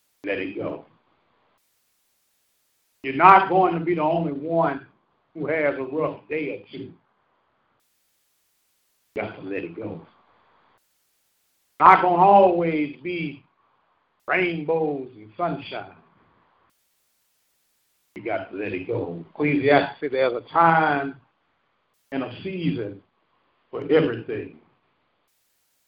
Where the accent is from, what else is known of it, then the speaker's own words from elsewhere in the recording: St. Louis, Missouri, United States; moved away; I'm from St. Louis. Well, what neighborhood do you grow up in? I grew up in Bluemont